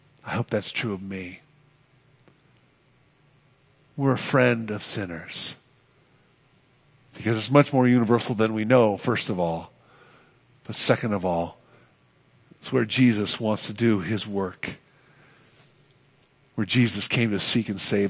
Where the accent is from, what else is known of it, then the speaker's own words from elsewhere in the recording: Oakland, California, United States; I grew up on Bridgeview Drive, 4321 Bridgeview Drive, Oakland, California